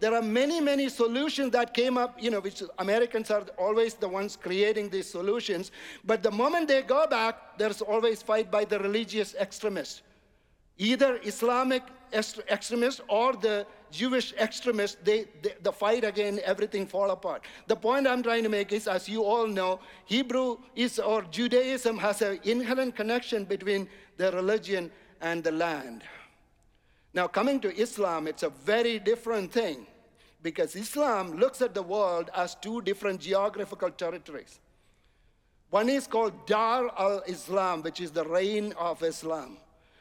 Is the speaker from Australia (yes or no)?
no; India; now in United States; I'm coming from India